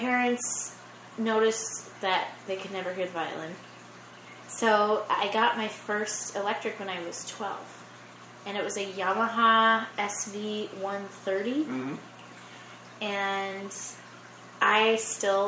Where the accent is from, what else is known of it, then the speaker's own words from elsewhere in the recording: Dubuque, Iowa, United States; moved away as an adult; also born or lived in Vilseck, Germany; now in Los Angeles, United States; I started studying in Dubuque, Iowa, my hometown